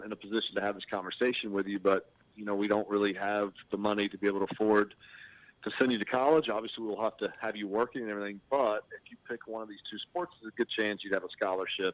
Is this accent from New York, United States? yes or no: no; St. Augustine, Florida, United States; now in Ponte Vedra, United States; Born and raised in Florida